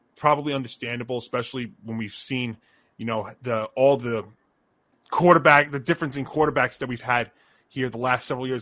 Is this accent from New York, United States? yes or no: yes; Elmont, New York, United States; moved away as an adult; my hometown, where I used to, where I spent the first 25 years of my life